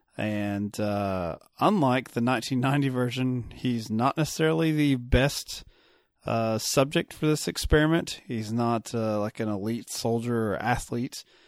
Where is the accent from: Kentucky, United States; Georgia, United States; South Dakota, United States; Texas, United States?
Kentucky, United States; I'm a Kentucky boy